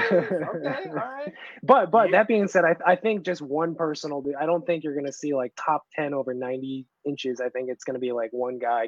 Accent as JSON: {"language": "English", "town": "Seneca Falls", "region": "New York", "country": "United States", "tie": "born or raised there", "moved": "yes", "said": "my hometown is Seneca Falls, New York. Finger Lakes"}